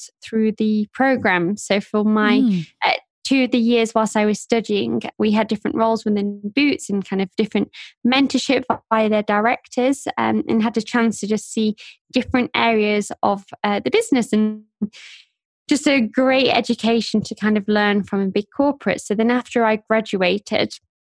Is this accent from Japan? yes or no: no; Sheffield, Yorkshire and the Humber, United Kingdom; also born or lived in Nottingham; I grew up in Sheffield, which is a city towards the north of England